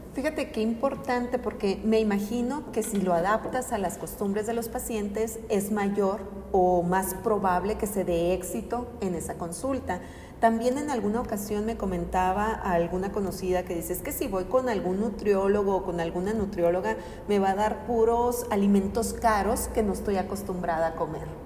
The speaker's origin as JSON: {"language": "Spanish", "country": "Mexico", "said": "como cultura mexicana"}